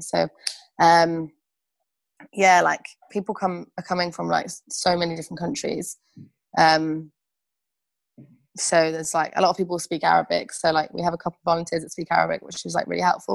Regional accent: Birmingham, West Midlands, United Kingdom; where are you from? And I'll be like Birmingham

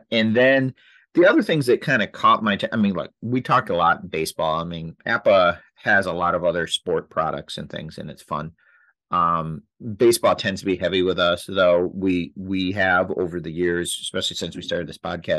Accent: Michigan, United States; we grew up in Michigan and grew up as Tiger fans

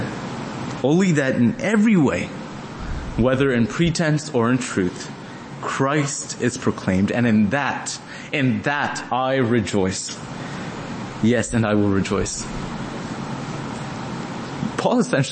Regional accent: Dallas, Texas, United States; Me being from Dallas, grew up to be a Dallas Cowboys fan.

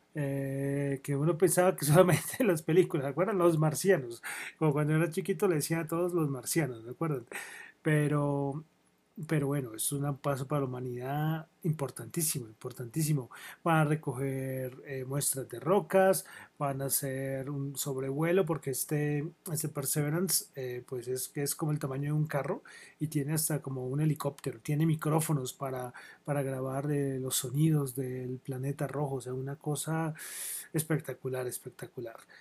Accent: Colombia; Soy de Colombia

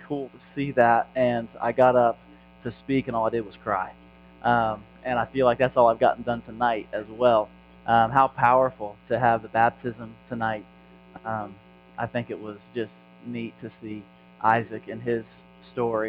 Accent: Indiana, United States; I'm from Indiana

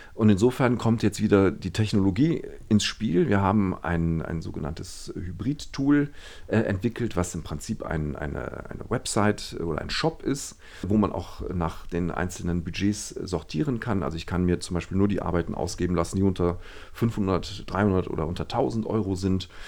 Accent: Düsseldorf, North Rhine-Westphalia, Germany; Ich bin ja in Düsseldorf geboren und aufgewachsen, zur Schule gegangen

